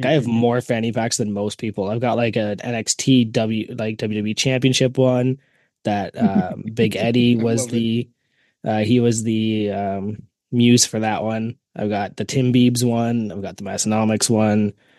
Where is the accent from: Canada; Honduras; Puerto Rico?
Canada; the thing about being Canadian is I did not pick up the chicken bake shirt because nobody up here would understand it.